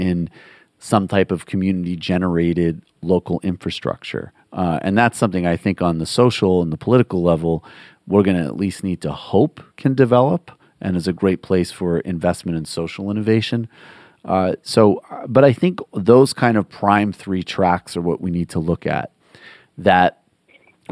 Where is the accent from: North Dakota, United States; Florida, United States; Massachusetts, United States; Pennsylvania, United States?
Massachusetts, United States; Western; where I grew up in Western Massachusetts